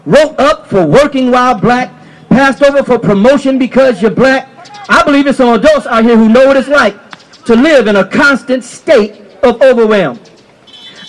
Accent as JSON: {"language": "English", "region": "Michigan", "country": "United States", "tie": "born or raised there", "also_born_or_lived": "California / South Carolina", "moved": "as an adult", "lives_now": "Georgia, United States", "said": "I grew up in Michigan"}